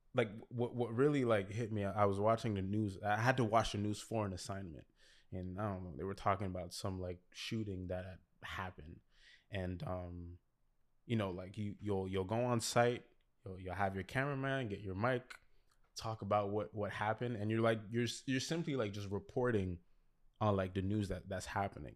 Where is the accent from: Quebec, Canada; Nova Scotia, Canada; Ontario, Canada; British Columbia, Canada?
Quebec, Canada; Montreal; also born or lived in Toronto; I was born in Toronto, but I, I came here when I was five. uh, move, yeah, moved to Montreal when I was five, but when we came here, we, we were in, in La Salle the, the whole time.